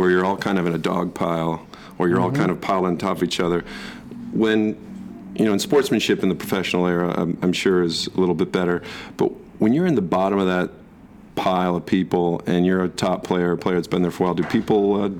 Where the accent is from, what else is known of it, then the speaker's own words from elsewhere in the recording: Michigan, United States; I grew up in Michigan